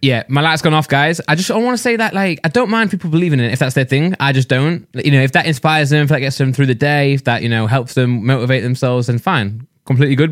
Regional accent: England, United Kingdom; we're from the U K. We're English

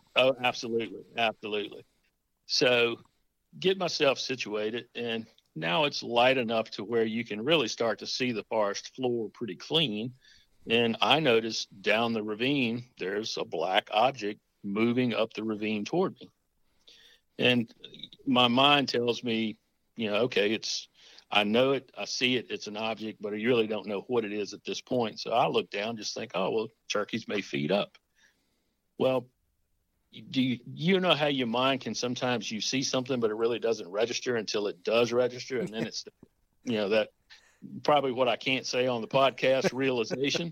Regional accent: Nelson County, Central Virginia, United States; now in Yorktown, United States; I live in Tidewater, Virginia now. I actually reside in Yorktown, but I grew up in Central Virginia, uh, Nelson County.

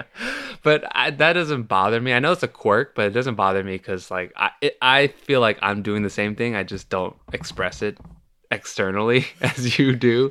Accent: Milpitas, California, United States; moved away as an adult; now in Los Angeles, United States; I grew up in the Bay Area

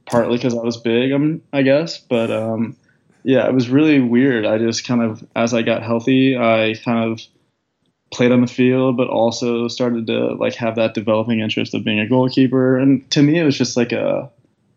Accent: Charlotte, North Carolina, United States; I grew up in Charlotte. Essentially lived here my whole life

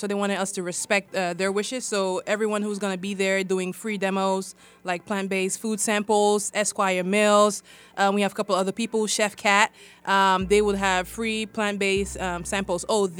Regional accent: Cameroon; moved away; So I am from West Africa, Cameroon.

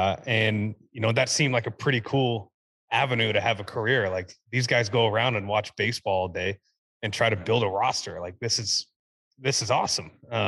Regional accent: Kansas City, Kansas, United States; played, you know, at all the different places in Kansas City between 3 and 2, you know, different club ball with some different academies that are within Kansas City, but went into freshman year at Olathe North.

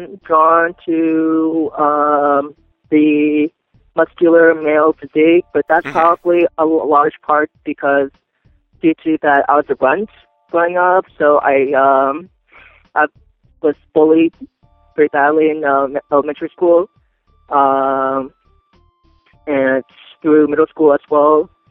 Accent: Maryland, United States; born or raised there

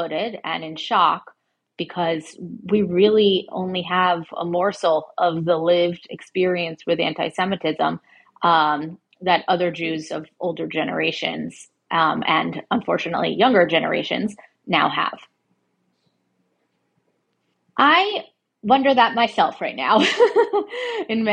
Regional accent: Connecticut, United States; now in New York City, United States; I grew up in Connecticut as a suburban kid.

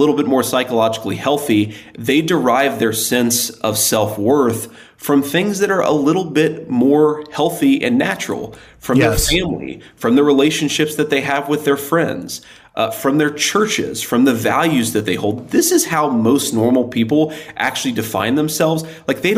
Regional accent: Middletown, Ohio, United States; I'm from Middletown, Ohio

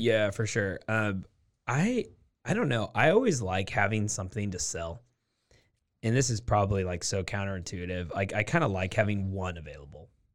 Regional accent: Portland, Oregon, United States; now in Waco, United States; I'm from Portland, Oregon is where I'm from

